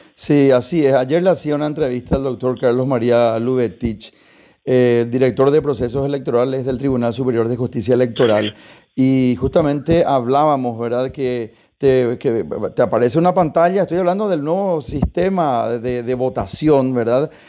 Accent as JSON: {"language": "Spanish", "country": "Paraguay", "said": "nosotros también como paraguayos"}